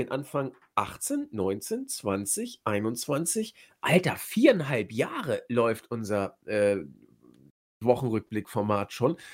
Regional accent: Hamburg, Germany; naja, ich komme ja aus Hamburg. Ich habe natürlich wieder das Astra, die Kiezmische.

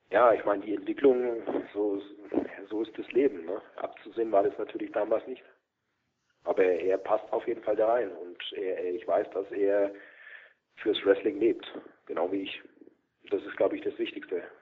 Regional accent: Germany; Deutschland, mein Heimatland.

